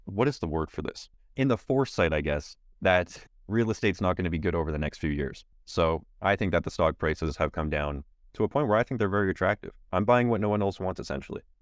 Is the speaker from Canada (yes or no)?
yes; Canada; as a Canadian